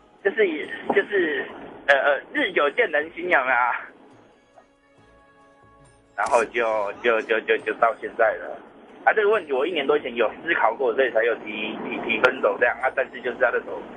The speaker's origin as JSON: {"language": "Chinese", "region": "Hsinchu", "country": "Taiwan", "tie": "born or raised there", "said": "在新竹啊。"}